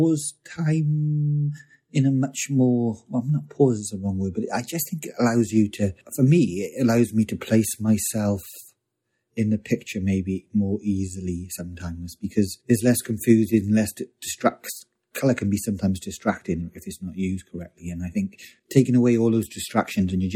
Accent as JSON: {"language": "English", "region": "South Wales", "country": "United Kingdom", "also_born_or_lived": "London", "moved": "yes", "said": "I came from South Wales."}